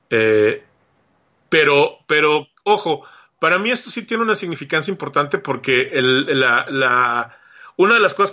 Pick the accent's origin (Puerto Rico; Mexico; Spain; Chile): Mexico; moved away as an adult; now in United States; yo salí de México decepcionado, este, en una muy mala situación y, y, entiendo el, espíritu con el que los mexicanos se vienen a trabajar a este lado.